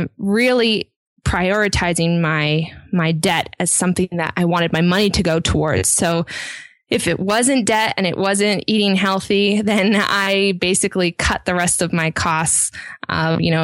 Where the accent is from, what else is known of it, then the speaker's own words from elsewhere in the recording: a little bit north of Seattle, Washington, United States; I grew up a little bit north of Seattle